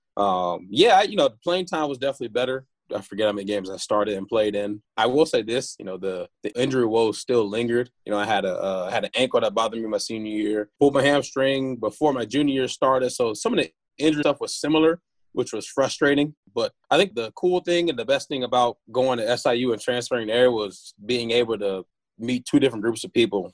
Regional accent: Chesterfield, Missouri, United States; moved away as an adult; also born or lived in Winston-Salem, North Carolina; settled in, in Missouri when I was five years old, and went to all my school in, in Missouri. So that's where you know I'll say I'm from

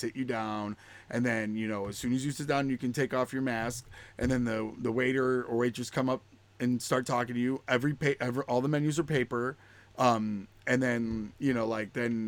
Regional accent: Utica, New York, United States; I'm from Utica, New York

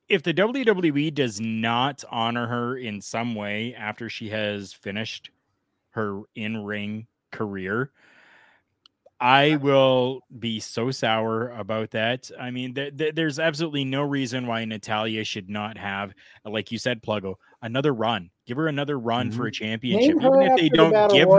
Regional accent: Canada; I am Canadian

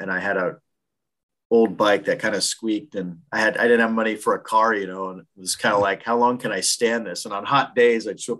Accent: Long Beach, California, United States; moved away as an adult; also born or lived in Anaheim; So most of my extended family is from Long Beach. I've lived there most of my life. I consider it my hometown, although we grew up in Anaheim a little bit when I was younger. I don't live there now, but I still work there

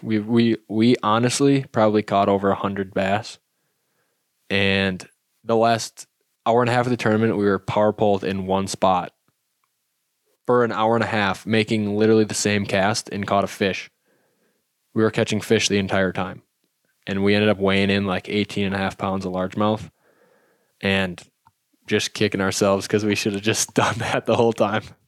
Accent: Wisconsin, United States; I grew up in Wisconsin fishing smallmouth a ton

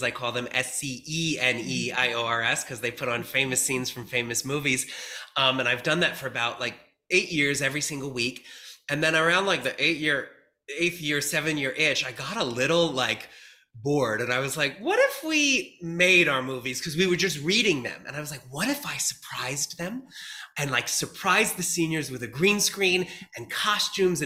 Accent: New York, United States; I was a theater kid growing up in New York

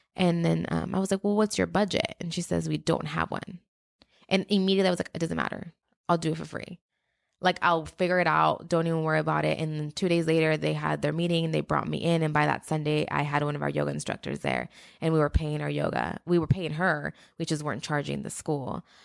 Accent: Mexico; moved away; I'm from Mexico

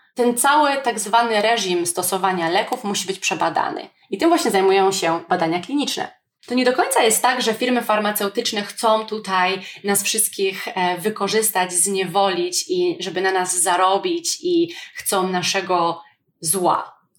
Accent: Poland; Jestem wdzięczna, że urodziłam się w Polsce

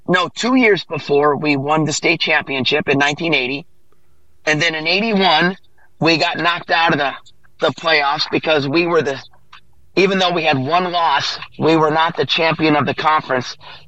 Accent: Chicago, Illinois, United States; In 1982, we won the football championship in Chicago. I'm from Chicago.

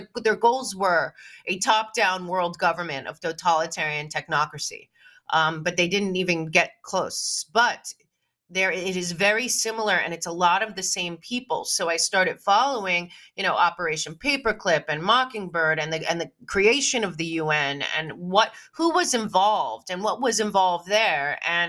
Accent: Manhattan, New York, United States; also born or lived in Florida / Los Angeles; growing up in Manhattan and in Florida

